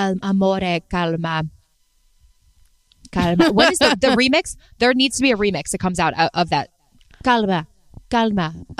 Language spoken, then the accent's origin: English; East Coast, United States; I grew up on the East Coast.